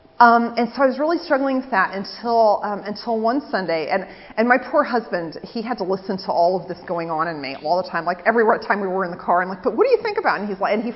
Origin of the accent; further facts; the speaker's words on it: England, United Kingdom; now in United States; So this is how the peace went in my church that I grew up in England.